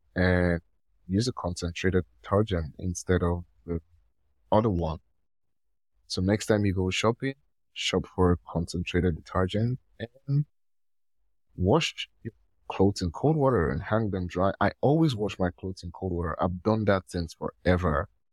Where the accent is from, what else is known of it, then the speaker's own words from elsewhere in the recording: Nigeria; I'm from Nigeria